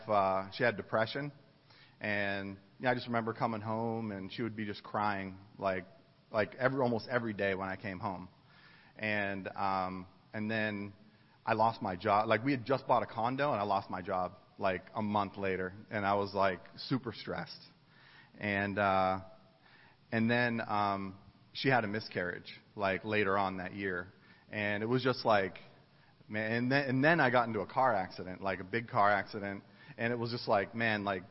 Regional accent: East Coast, United States; moved away as an adult; also born or lived in Ohio / Dayton, Ohio; I grew up on the East Coast, and I went to school in Ohio

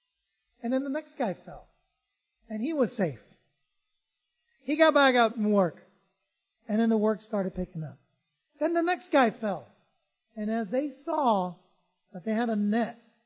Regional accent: San Francisco, California, United States; also born or lived in Vietnam; I grew up in San Francisco

